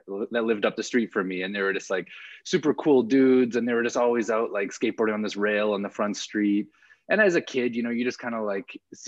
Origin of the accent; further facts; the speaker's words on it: Calgary, Alberta, Canada; also born or lived in California; I'm born and raised in Calgary. So I've been here my whole life, except for my time in grad school